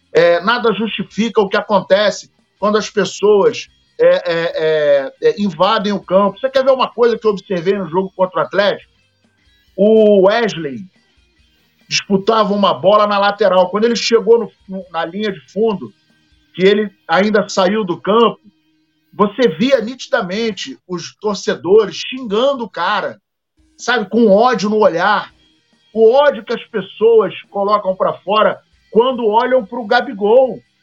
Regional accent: Paraíba, Brazil; Eu sou paraibano com muito orgulho.

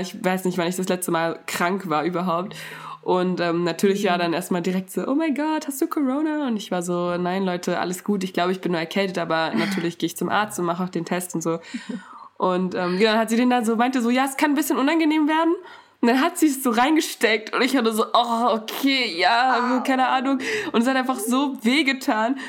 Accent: Germany; ich bin in Deutschland aufgewachsen

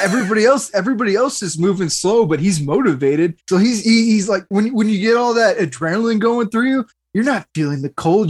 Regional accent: United States; as an American

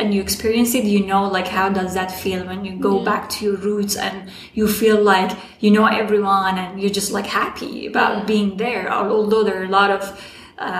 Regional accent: Mashhad, Razavi Khorasan, Iran; accent: Iranian; English is a second language; moved away as an adult; also born or lived in Herat, Afghanistan / Berlin, Germany; now in United States; I was born in Iran, so my accent was Iranian.

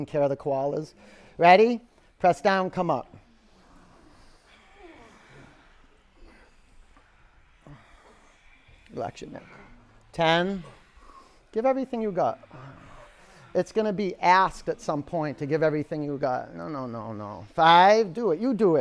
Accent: Boston, Massachusetts, United States; I'm a New Englander. I'm a Bostonian.

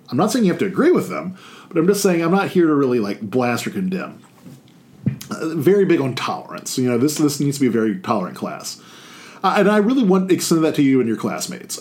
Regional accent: Baton Rouge, Louisiana, United States; I was born in Baton Rouge. I was raised in Baton Rouge.

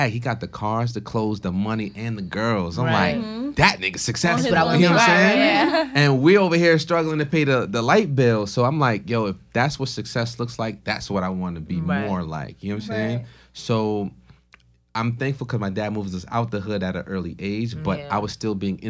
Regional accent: Stamford, Connecticut, United States; also born or lived in Port-au-Prince, Haiti; I was born in Port-au-Prince, Haiti, raised in Stanford, Connecticut.

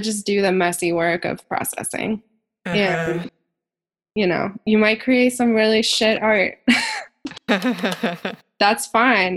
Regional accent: Maine, United States; now in Boston, United States; I grew up a hippie in Maine

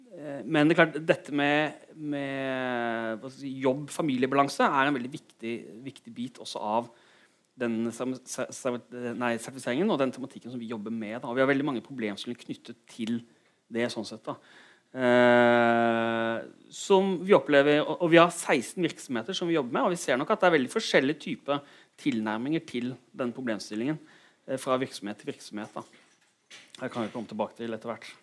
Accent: Kristiansand, Agder, Norway; moved away as an adult; also born or lived in Bergen; Jeg kommer fra Kristiansand.

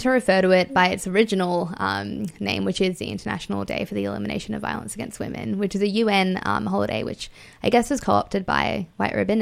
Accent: Fiji; now in Australia; I was born in Fiji, um, and I'm Indian and I live in Australia.

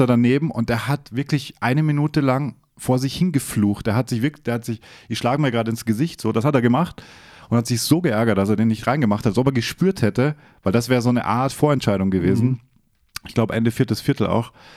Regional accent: Austria; born or raised there; moved away

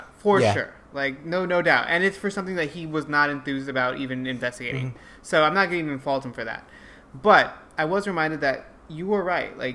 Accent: Los Angeles, California, United States; I happen to have grown up in a pretty decent neighborhood, actually, Atwater Village

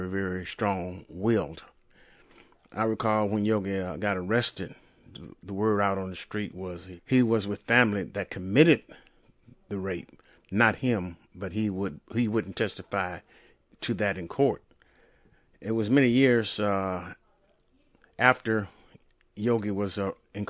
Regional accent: San Francisco, California, United States; we grew up together in San Francisco and hung out in the Fillmore District of San Francisco, where I lived

